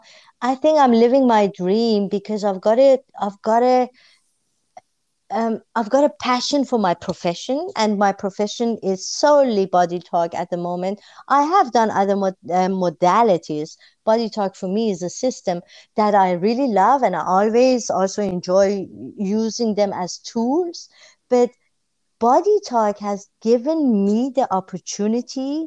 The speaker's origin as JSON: {"language": "English", "town": "Tehran", "region": "Tehran Province", "country": "Iran", "tie": "born or raised there", "moved": "yes", "said": "I'm a born and bred Tehrani. I'm coming from Iran."}